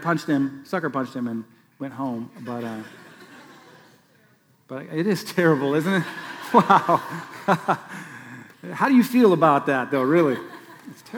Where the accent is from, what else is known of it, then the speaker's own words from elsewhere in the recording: Council Bluffs, Iowa, United States; moved away; Franklin Elementary School, where I grew up in Council Bluffs, Iowa